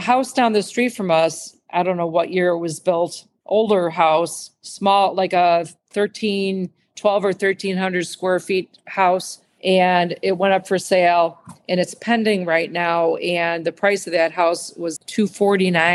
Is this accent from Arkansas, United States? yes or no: no; near Orland Park, Illinois, United States; moved away as an adult; also born or lived in Chicago, Illinois; now in Cape Coral, United States; right next to Orland Park, in the town that I grew up in after we moved from Chicago